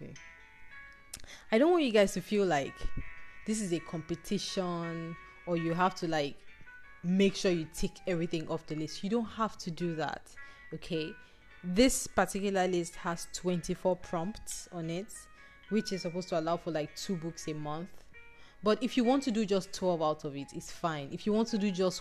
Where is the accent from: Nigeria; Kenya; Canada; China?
Nigeria; this part of the world, Nigeria. We grew up on American books